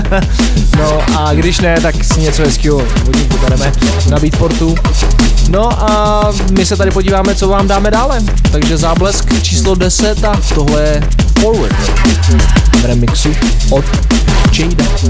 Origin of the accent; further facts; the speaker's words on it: Czechia; tady u nás v Čechách